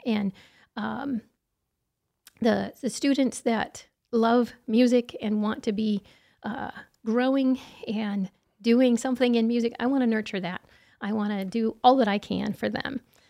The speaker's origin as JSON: {"language": "English", "town": "Creal Springs", "region": "Illinois", "country": "United States", "tie": "born or raised there", "said": "Yeah, I grew up in Southern Illinois in Creole Springs, and I started playing piano at the age of two"}